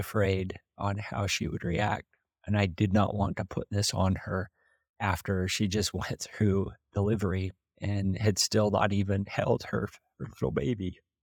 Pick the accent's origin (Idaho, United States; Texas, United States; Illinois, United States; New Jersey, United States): Idaho, United States; Preston; I'm from Preston, I grew up in small town Idaho